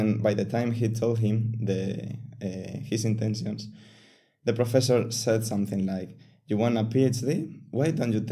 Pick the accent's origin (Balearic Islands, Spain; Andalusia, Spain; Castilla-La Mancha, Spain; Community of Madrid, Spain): Castilla-La Mancha, Spain; also born or lived in Seville; I am actually from another city, which is in La Mancha